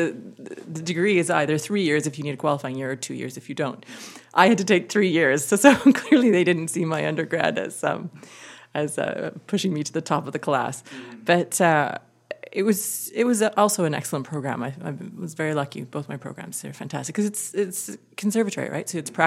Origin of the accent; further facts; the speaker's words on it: Winnipeg, Manitoba, Canada; moved away; also born or lived in Vancouver / Kitchener; I grew up in Winnipeg.